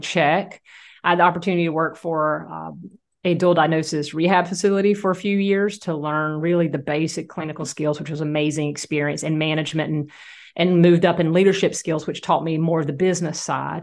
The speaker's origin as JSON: {"language": "English", "region": "Southeast Georgia", "country": "United States", "tie": "born or raised there", "also_born_or_lived": "Louisiana", "said": "my hometown"}